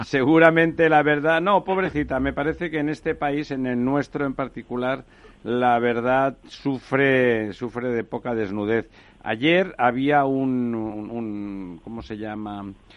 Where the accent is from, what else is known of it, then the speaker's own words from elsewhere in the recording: Barcelona, Catalonia, Spain; yo soy barcelonés